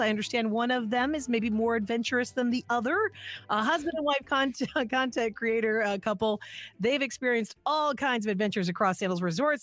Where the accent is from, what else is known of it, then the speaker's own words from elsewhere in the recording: Illinois, United States; moved away; I'm from Illinois originally